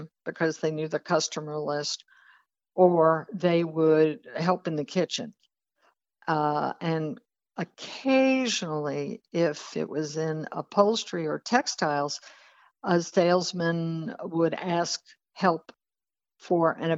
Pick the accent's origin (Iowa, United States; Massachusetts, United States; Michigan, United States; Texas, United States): Texas, United States; moved away; also born or lived in New York City; I was living in New York, but I was originally from Texas